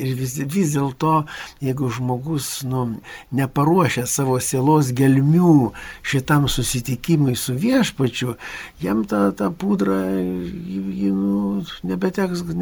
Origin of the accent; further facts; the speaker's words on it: Lithuania; mes lietuviai